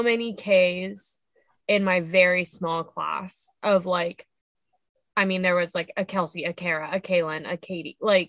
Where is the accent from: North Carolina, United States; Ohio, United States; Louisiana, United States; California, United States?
Ohio, United States; Central; moved away; I am from Central Ohio.